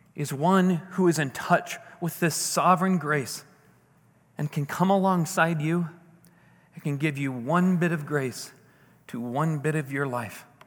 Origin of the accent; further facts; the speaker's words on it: St. Louis, Missouri, United States; my hometown. You know, beautiful. You can see downtown St. Louis